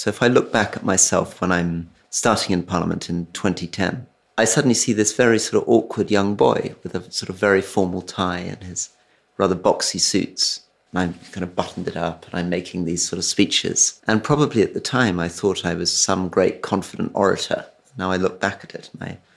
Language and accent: English; Scotland, United Kingdom; I'm a Scot